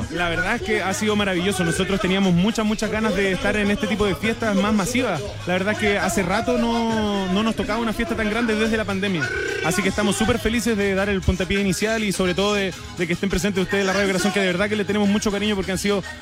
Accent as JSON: {"language": "Spanish", "town": "Puerto Montt", "region": "Los Lagos", "country": "Chile", "tie": "born or raised there", "also_born_or_lived": "Iquique", "moved": "as an adult", "lives_now": "Santiago, Chile", "said": "Yo soy de Puerto Montt, pero me crié entre Puerto Montt y Quique"}